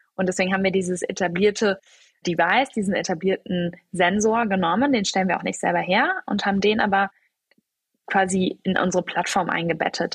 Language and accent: German; Cologne, North Rhine-Westphalia, Germany; also born or lived in Munich / Düsseldorf; ich bin von Köln, wo ich aufgewachsen bin, nach München gegangen